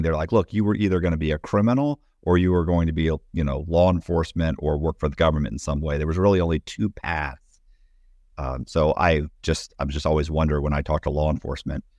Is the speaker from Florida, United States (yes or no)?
yes; Temple Terrace, Florida, United States; I was raised in Temple Terrace, but nobody knows where Temple Terrace is, so I should say Tampa